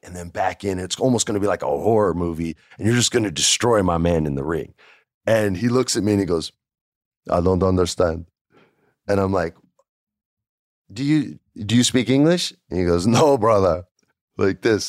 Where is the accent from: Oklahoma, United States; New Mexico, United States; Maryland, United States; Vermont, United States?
New Mexico, United States; I grew up in New Mexico